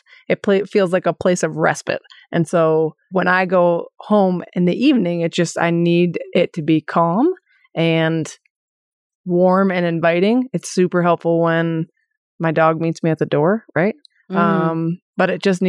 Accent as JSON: {"language": "English", "town": "State College", "region": "Pennsylvania", "country": "United States", "tie": "born or raised there", "moved": "as an adult", "said": "I grew up in State College, and so Pennsylvania"}